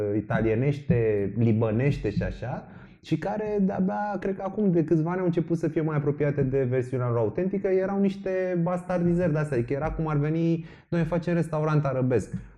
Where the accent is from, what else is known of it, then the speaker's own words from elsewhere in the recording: Bucharest, Romania; eu cât am crescut în București